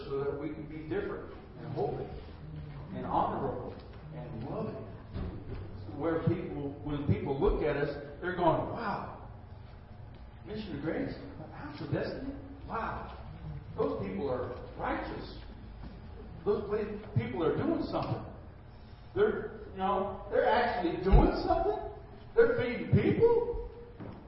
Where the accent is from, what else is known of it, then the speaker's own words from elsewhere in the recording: United States; I'm American